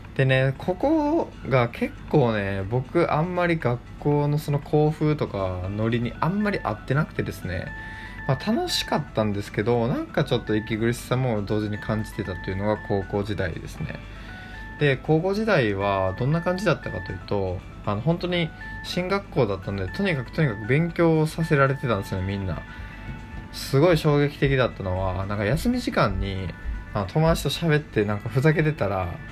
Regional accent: Kochi, Japan; 地元の高知の大学

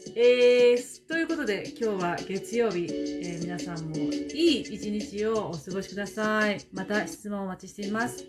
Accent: Japan; now in New Zealand

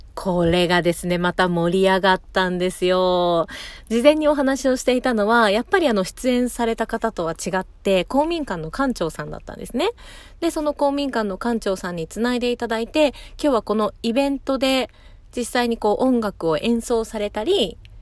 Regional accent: Fuchu, Japan; 私の地元府中市

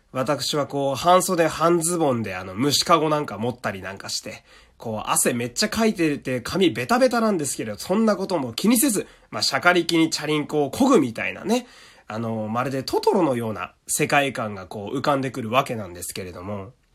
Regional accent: Fukui, Japan; moved away; 自分の実家がある福井県

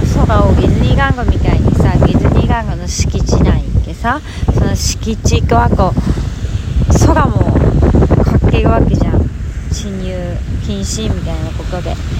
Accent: Hokkaido, Japan; now in Miyakojima, Japan; 私は北海道出身だけど

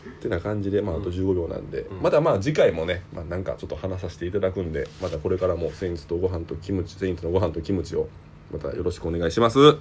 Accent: Hannan, Osaka, Japan; ハンナム市出身っていうとこでね、大阪出身。

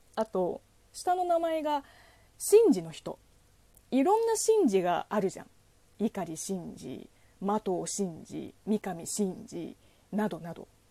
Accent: China; Japanese is a second language; now in Japan; 職業中国人

